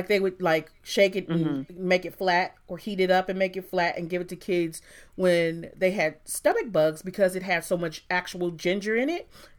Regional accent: Michigan, United States; a Michigan girl, so it's Verner's or nothing, man.

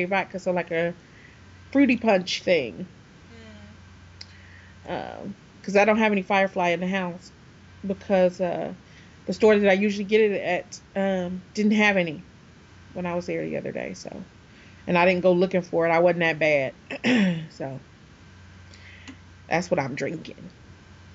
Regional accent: Michigan, United States; I'm from Michigan. We were always 20 minutes away from Canada

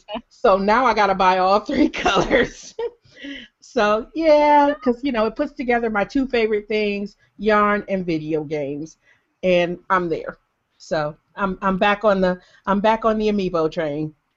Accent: Detroit, Michigan, United States; I'm from Detroit, and we like, and I grew up spending tons and tons of time across the border

